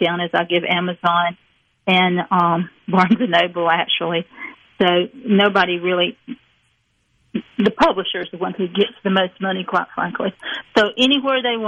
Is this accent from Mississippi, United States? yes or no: yes; Petal, Mississippi, United States; moved away; also born or lived in New England / Northampton; I'm from Petal. It was a 2 red light town till it got Walmart and got 3.